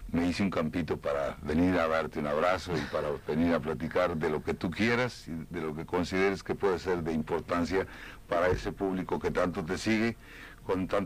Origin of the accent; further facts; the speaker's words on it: Cuba; now in Union City, United States; Yo soy cubano de Union City.